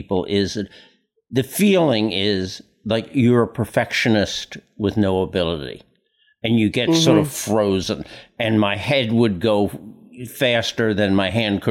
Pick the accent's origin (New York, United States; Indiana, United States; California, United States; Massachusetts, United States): New York, United States; New York City; I was born and raised on Staten Island, one of the boroughs of New York